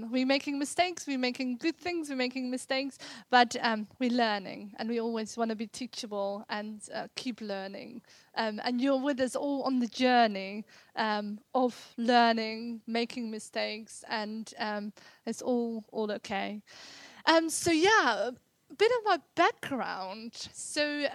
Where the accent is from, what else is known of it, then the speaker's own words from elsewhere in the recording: Netherlands; moved away as an adult; now in England; I grew up in Holland.